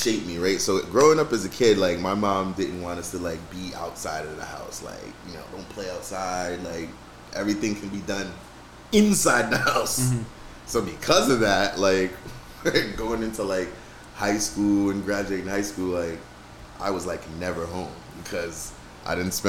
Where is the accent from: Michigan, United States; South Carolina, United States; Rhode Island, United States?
Rhode Island, United States; I was born in Rhode Island